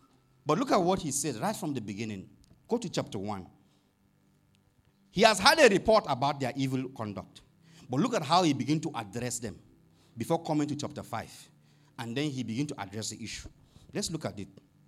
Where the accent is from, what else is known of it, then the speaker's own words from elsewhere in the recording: Nigeria; You know, if Paul was a Nigerian, sorry, I'm from Nigeria, and he wants to write a letter to maybe a church like this, I don't think he will begin on a good note.